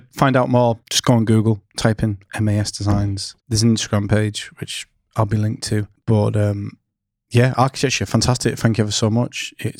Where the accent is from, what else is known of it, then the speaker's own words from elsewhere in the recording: Scotland, United Kingdom; born there; I was born in Scotland.